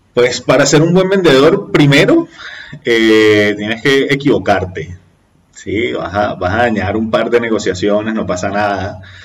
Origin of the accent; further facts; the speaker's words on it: Venezuela; now in Colombia; nosotros como venezolanos